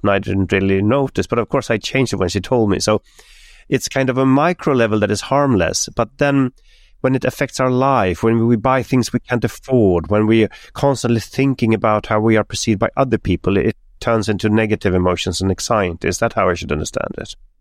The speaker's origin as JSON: {"language": "English", "town": "Stockholm", "region": "Stockholm County", "country": "Sweden", "tie": "born or raised there", "said": "My hometown, Stockholm"}